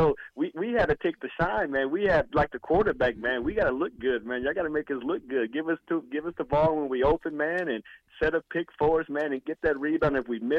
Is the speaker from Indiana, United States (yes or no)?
yes; Indiana, United States; I was born in Indiana, basketball capital of the world.